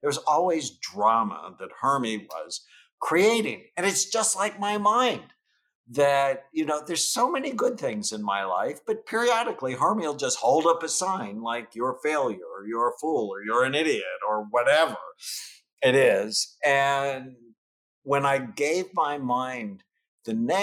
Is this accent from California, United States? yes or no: yes; San Fernando Valley, California, United States; I grew up in the San Fernando Valley in the late 1960s